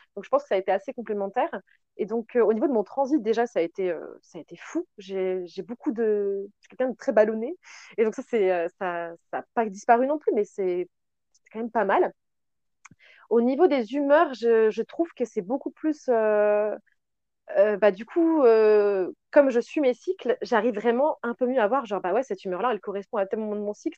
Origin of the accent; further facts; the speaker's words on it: France; on est française